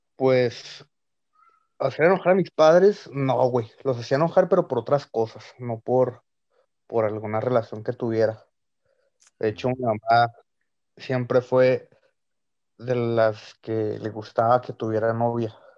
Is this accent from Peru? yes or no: no; Ciudad Juárez, Chihuahua, Mexico; somos de Ciudad Juárez.